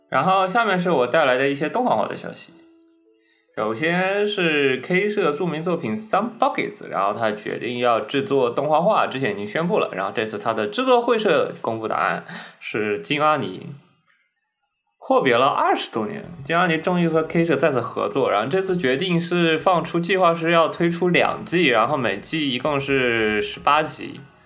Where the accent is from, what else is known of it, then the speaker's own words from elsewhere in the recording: Zhejiang, China; 我们浙江那边不也经常有吗